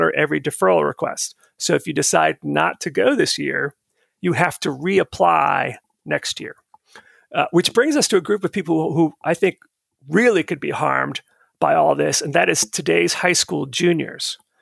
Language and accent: English; Florida, United States; moved away as an adult; also born or lived in Minnesota; now in Virginia, United States; My first year of college after growing up in Florida was in Minnesota